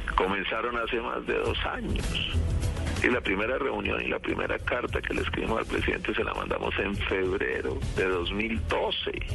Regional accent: Colombia; yo también soy un colombiano, yo también siento como colombiano

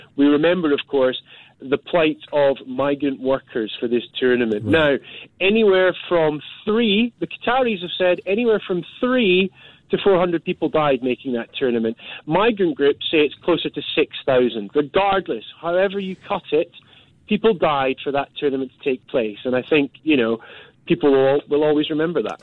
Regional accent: Scotland, United Kingdom; now in London, United Kingdom; as a Scotsman

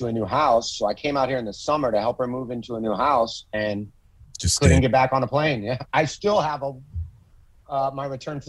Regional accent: Michigan City, Indiana, United States; I grew up in Michigan City, which is right on the lake. It's about 30 minutes from Chicago. It's just a little bit north, literally right on the lake. So it's halfway between Chicago and South Bend.

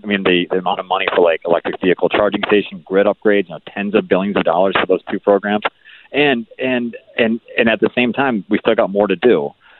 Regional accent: Syracuse, New York, United States; moved away; I grew up in Syracuse.

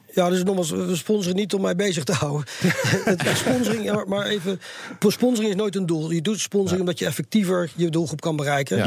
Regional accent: Netherlands; also born or lived in Sydney, Australia; als Nederlander

